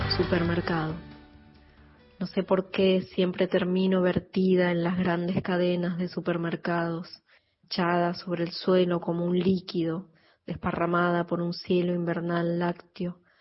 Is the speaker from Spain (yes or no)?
no; San Juan, Argentina; moved away as an adult; now in Buenos Aires, Argentina; Hace 18 años vivo en Buenos Aires, pero nací en San Juan